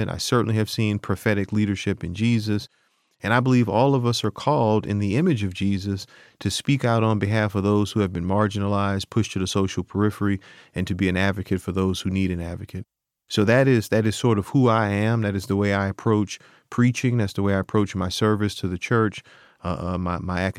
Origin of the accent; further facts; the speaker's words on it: New Orleans, Louisiana, United States; I'm from New Orleans.